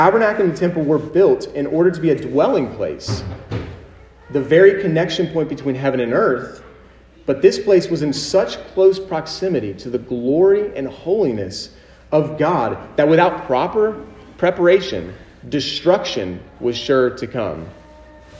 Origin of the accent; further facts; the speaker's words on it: United States; us as American citizens in the 21st century